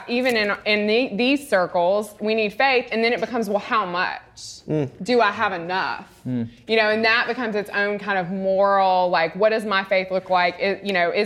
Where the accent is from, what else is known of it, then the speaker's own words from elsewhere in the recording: Mississippi, United States; now in Houston, United States; I'm from Mississippi